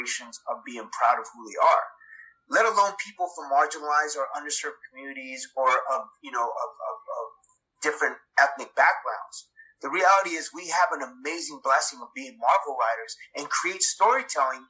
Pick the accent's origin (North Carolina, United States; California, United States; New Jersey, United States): California, United States; Los Angeles; I was born in Los Angeles, California